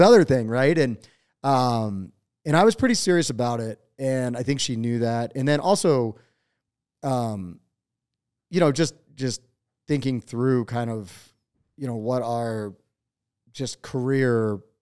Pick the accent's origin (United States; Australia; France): United States; eastern Pennsylvania; moved away as an adult; now in Montana, United States; i was born in eastern pennsylvania um, and i grew up there